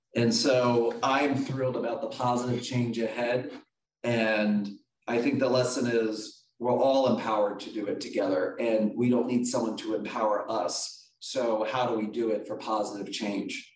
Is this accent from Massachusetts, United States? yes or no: no; Philadelphia, Pennsylvania, United States; I'm from Philly. My mom was a single mom raising two